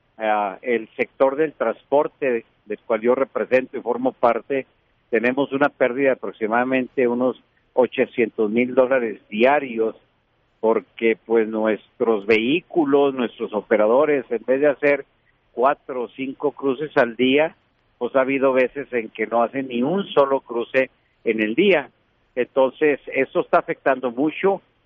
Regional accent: Ciudad Juárez, Chihuahua, Mexico; los que vivimos, si somos de Juárez o de, Chihuahua.

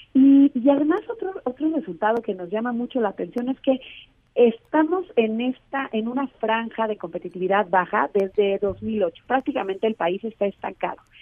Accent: Mexico

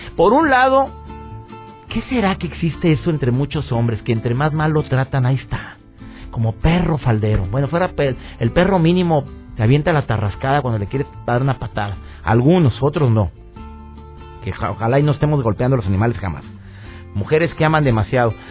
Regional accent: Mexico

